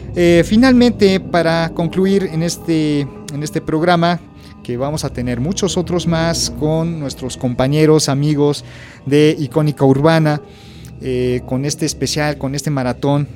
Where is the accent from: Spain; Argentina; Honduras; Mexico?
Mexico; como mexicanos